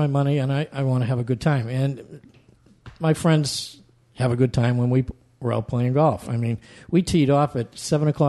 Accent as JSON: {"language": "English", "region": "Massachusetts", "country": "United States", "also_born_or_lived": "Central Florida", "moved": "yes", "said": "I come from Massachusetts, and I'd go to Heather Hill over in North Attleboro"}